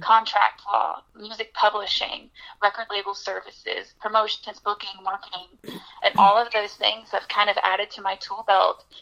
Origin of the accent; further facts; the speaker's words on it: Birmingham, Alabama, United States; moved away as an adult; now in Nashville, United States; my hometown, Birmingham, Alabama